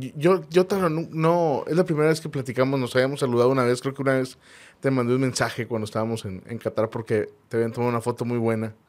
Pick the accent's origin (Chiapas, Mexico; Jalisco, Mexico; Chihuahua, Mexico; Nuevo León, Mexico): Nuevo León, Mexico; Monterrey; así somos los regios